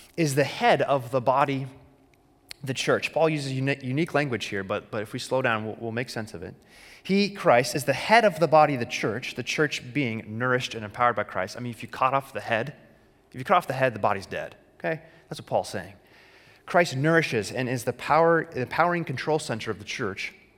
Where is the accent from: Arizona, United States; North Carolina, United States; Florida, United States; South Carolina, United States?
Arizona, United States; As a kid growing up in Arizona